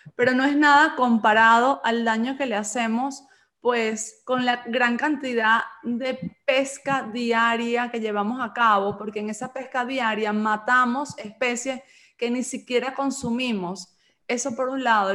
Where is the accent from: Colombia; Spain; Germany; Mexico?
Spain; Galicia; yo nací en Galicia y aquí somos de leche